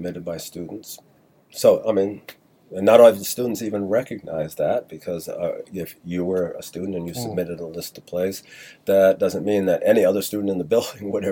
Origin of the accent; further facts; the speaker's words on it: Rhode Island, United States; moved away; I grew up in Rhode Island